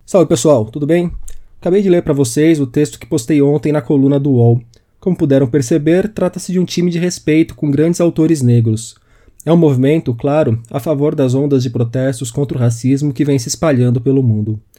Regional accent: Brazil; nós brasileiros

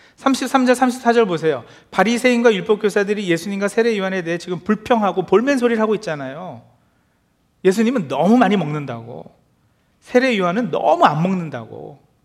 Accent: South Korea; moved away; 특히 한국에서 어렸을 때의 추억을

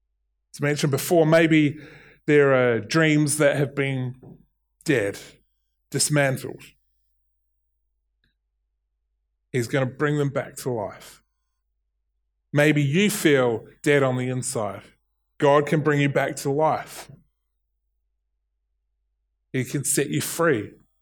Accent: New Zealand; accent: Kiwi; There is, in my Kiwi accent, will and will.

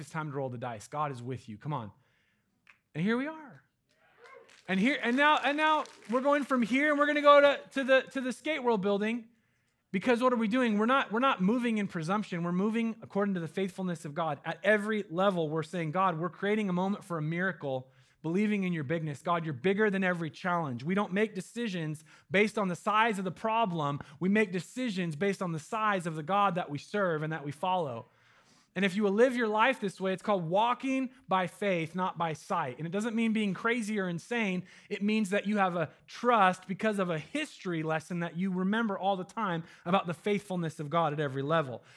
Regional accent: Medford, Oregon, United States; now in Eugene, United States; my hometown in Medford

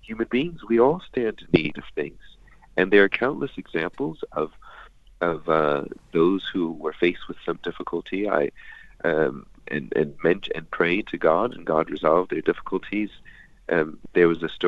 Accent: United States; I'm American

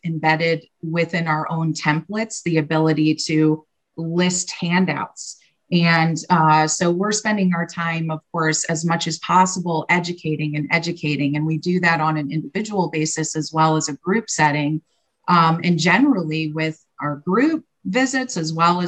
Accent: Fort Wayne, Indiana, United States; here in my hometown, Fort Wayne, Indiana

